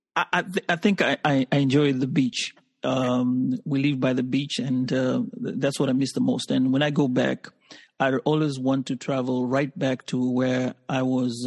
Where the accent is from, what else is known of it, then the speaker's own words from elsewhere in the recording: Kenya; moved away as an adult; now in United States; I'm from Kenya, which is in East Africa uh, been living in the United States